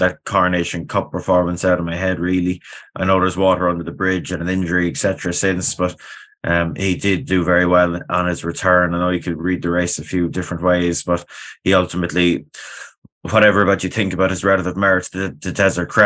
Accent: Ireland; me being an Irishman

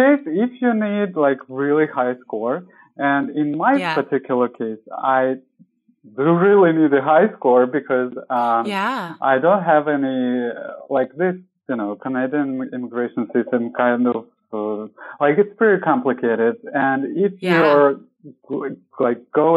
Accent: Moscow, Russia; English is a second language; I'm from Russia, from Moscow

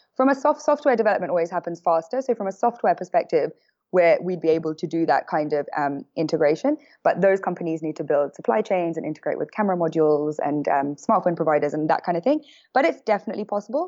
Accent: London, United Kingdom; moved away as an adult; now in San Francisco, United States; I am from London.

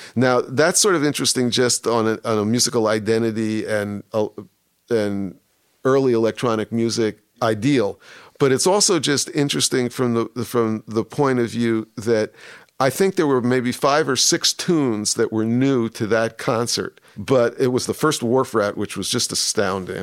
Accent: New York, United States; moved away; growing up in New York

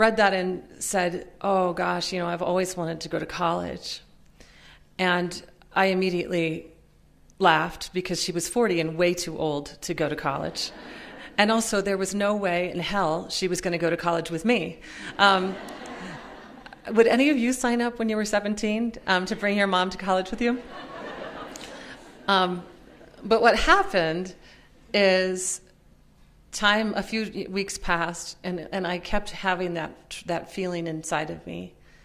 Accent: Minnesota, United States; also born or lived in Pennsylvania; I had grown up poor and working class in Minnesota, most of the time in Minnesota. I was born in Pennsylvania, but moved to Minnesota when I was about six.

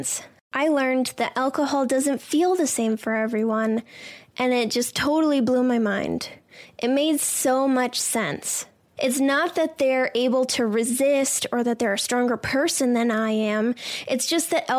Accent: Boston, Massachusetts, United States; I'm some lady from Boston

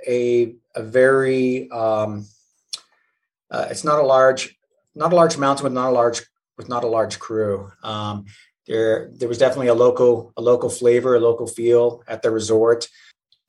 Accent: Vermont, United States; also born or lived in New Zealand / Utah; we ended up being in Vermont, and that's where I learned to grow up.

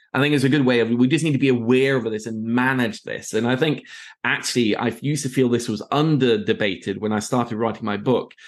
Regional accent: Oslo, Norway; moved away as an adult; also born or lived in Middle East; I am from Oslo, Norway originally

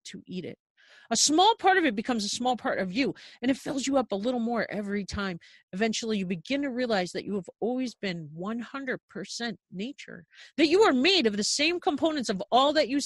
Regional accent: Garden City, New York, United States; I actually grew up on Long Island, 17 miles outside of New York City in Garden City, like Nassau County.

